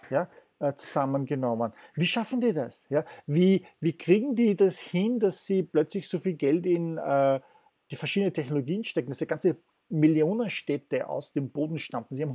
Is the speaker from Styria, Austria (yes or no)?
no; Vienna, Austria; Ich bin Wiener, ich lerne halt das.